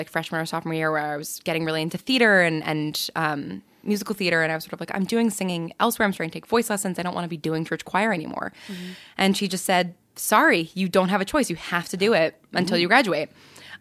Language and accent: English; New York, United States; I grew up in New York in a town just outside of the city